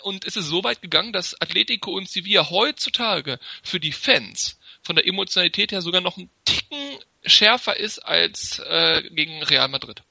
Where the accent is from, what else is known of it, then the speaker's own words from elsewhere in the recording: Hanover, Lower Saxony, Germany; Also, ich bin gebürtiger Hannoveraner